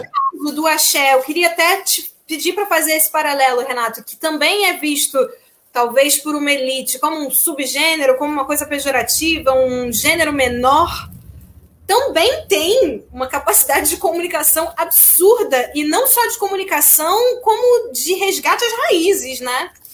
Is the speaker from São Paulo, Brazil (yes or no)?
no; Fluminense, Rio de Janeiro, Brazil; somos quatro fluminenses aqui